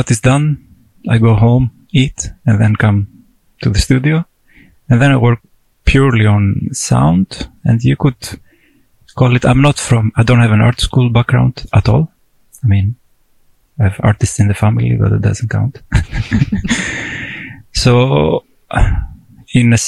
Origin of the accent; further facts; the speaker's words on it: Greece; moved away as an adult; now in Tromsø, Norway; I'm from Greece